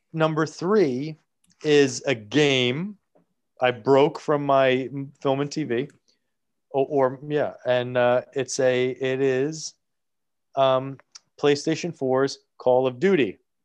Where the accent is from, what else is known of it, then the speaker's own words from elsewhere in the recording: New Jersey, United States; I'm from Jersey. I live in a town that is less than three miles away f-, from Hoboken